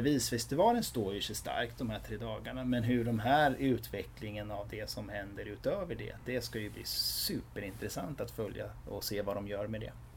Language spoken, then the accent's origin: Swedish; Västervik, Kalmar County, Sweden; som är födda och uppvuxna i Västervik